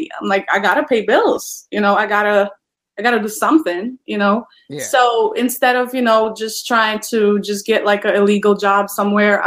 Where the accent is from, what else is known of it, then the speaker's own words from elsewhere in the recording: Poland; moved away as an adult; now in United States; I am originally from Poland, and I immigrated to the United States in 2017.